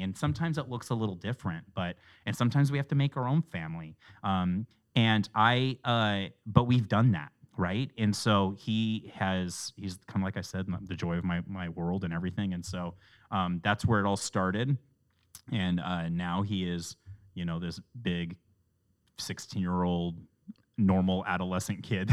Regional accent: Portland, Oregon, United States; I grew up in North Portland. I grew up in the same home my father grew up

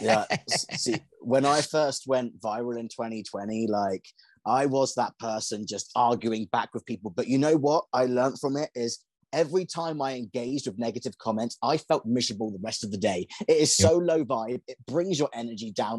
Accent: England, United Kingdom; moved away as an adult; now in United States; I'm from England

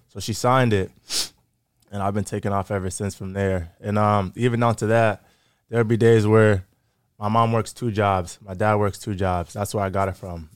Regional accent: Framingham, Massachusetts, United States; also born or lived in Grafton, Massachusetts; I grew up in Framingham, Massachusetts

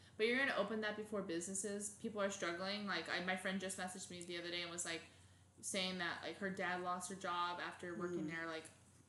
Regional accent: Arizona, United States; moved away as an adult; also born or lived in Indiana; now in California, United States; We moved to Arizona when I was 8 or 9 years old, and I lived there for 14 years.

